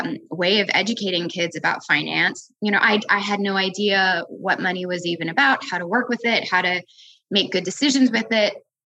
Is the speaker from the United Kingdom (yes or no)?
no; Midwest, United States; But for me, I grew up in the Midwest, largely middle-class family. We moved around a lot and we lived in mostly rural places. So the Dakotas and Wyoming